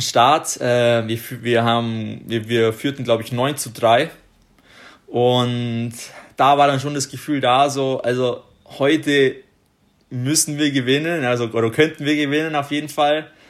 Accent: Ottobeuren, Bavaria, Germany; Otto Beuern gespielt haben, da wo ich herkomme

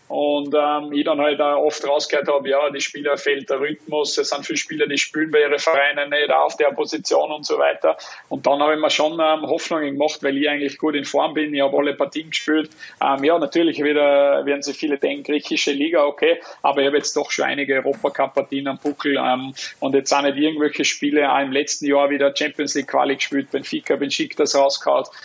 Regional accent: Austria; muss ja ein Kohle Tor sagen als Österreicher.

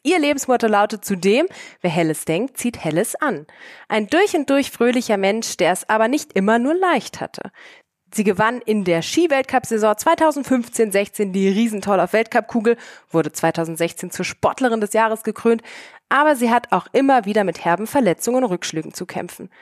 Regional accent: Germany; als Deutsche

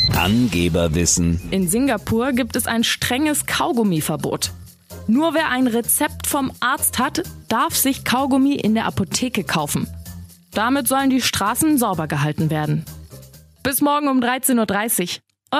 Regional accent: Hamburg, Germany; bei uns in Hamburg

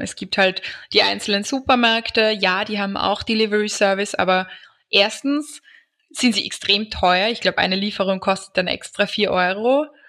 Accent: Austria; bei uns in Österreich

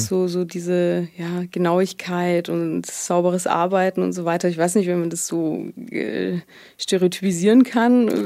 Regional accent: Heilbronn, Baden-Württemberg, Germany; also born or lived in Sweden / Tübingen; ich komme aus Heilbronn auch, wenn man das so sagen kann. Also ich habe hier die meiste Zeit meines Lebens verbracht

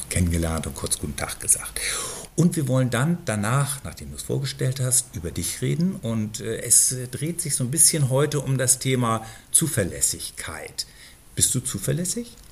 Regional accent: Berlin, Germany; Ich komme genau aus der anderen Ecke von Berlin

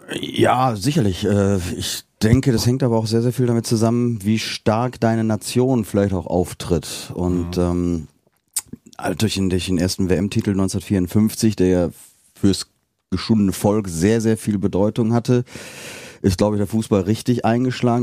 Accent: Bergisches Land, North Rhine-Westphalia, Germany; now in Cologne, Germany; ich komme ja aus dem Bergischen

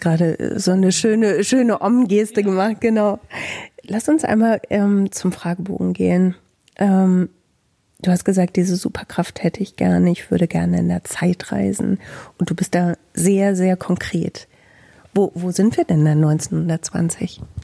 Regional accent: Bielefeld, North Rhine-Westphalia, Germany

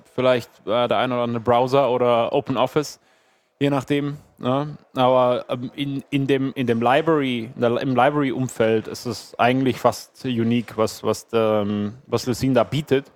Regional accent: Berlin, Germany; ich komme aus Berlin

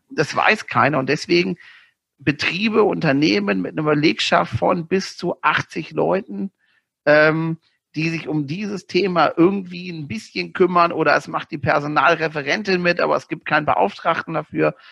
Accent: Northern Germany, Germany; moved away; als Norddeutscher

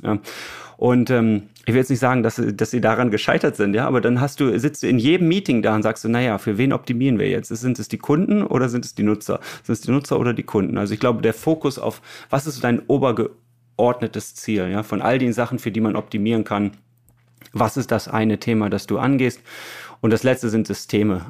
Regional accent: Germany; wir als Deutsche

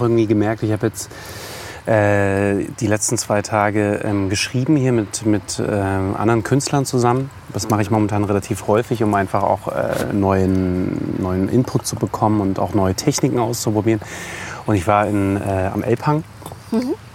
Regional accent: Dresden, Saxony, Germany; moved away; ich bin äh, auf dem Hochland groß geworden, bin in Bülau, dresden bülau dann zur Schule gegangen

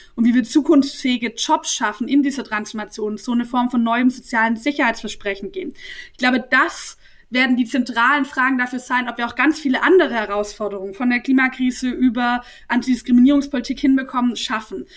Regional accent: Nürtingen, Baden-Württemberg, Germany; also born or lived in Swabian Jura / Heidelberg; ich bin ja in Nürtingen aufgewachsen und bin mit 18 zum Studieren nach Heidelberg gezogen

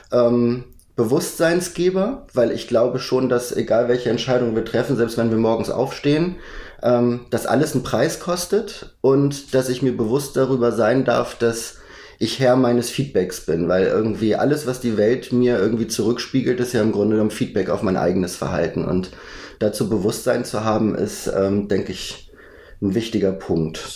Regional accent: Schleswig-Holstein, Germany; Ich glaube, bis ich 19 war, bin ich dort auf dem Dorf groß geworden. Bin zwar in Lübeck zur Schule gegangen

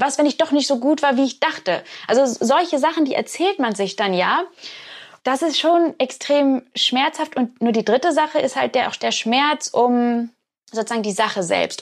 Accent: Hamburg, Germany; now in Oxford, United Kingdom; weil ich ja in Hamburg groß geworden bin

